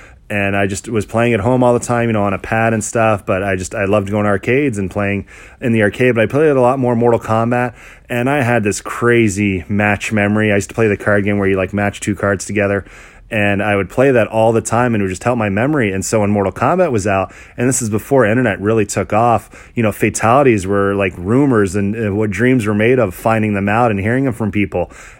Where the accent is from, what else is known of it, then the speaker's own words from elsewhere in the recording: Orlando, Florida, United States; also born or lived in Canada; I was born in Canada. Both of my parents are actually Lebanese, Middle Eastern. Growing up shortly after my birth in Canada, I'm the youngest of four kids. We had moved down to Orlando and pretty much lived there all my life.